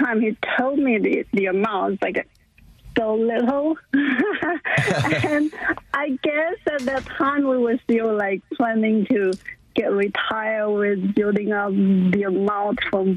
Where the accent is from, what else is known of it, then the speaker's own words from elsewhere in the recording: China; moved away as an adult; also born or lived in Canada; now in Houston, United States; I was born in China and got married with Zach